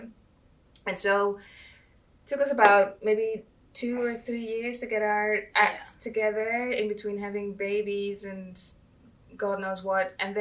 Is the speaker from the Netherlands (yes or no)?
yes; Netherlands; moved away as an adult; now in United Kingdom; I think we are both not from the UK. So I'm from the Netherlands